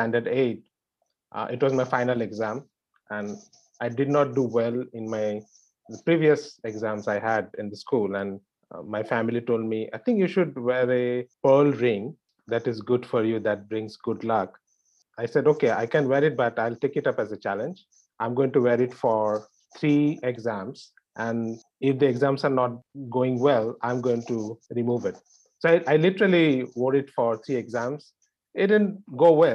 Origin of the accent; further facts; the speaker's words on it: India; moved away as an adult; now in New York, United States; India, where I grew up